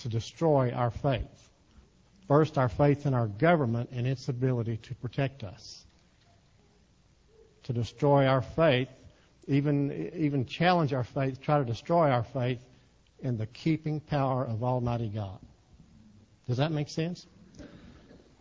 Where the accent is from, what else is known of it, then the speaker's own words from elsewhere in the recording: Texas, United States; I'm from Texas. We talk to ourselves in Texas